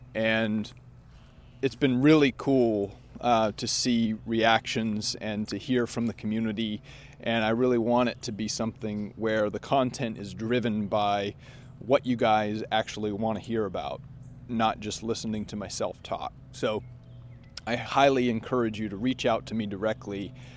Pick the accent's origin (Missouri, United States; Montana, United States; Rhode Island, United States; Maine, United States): Maine, United States; I grew up in Maine